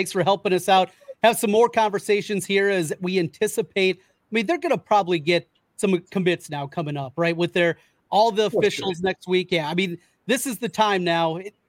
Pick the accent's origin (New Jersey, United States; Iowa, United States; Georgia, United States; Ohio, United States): Iowa, United States; But boy, he's a guy that I'm from North Iowa originally.